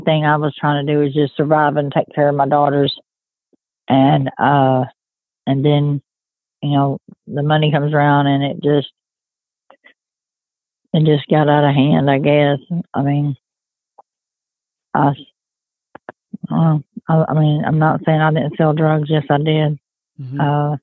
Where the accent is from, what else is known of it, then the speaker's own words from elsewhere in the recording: Mabank, Texas, United States; I grew up in Maybank, Texas. That's where I graduated